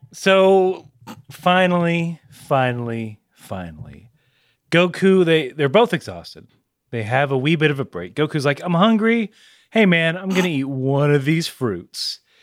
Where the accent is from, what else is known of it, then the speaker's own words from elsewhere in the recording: the South, United States; I'm from the South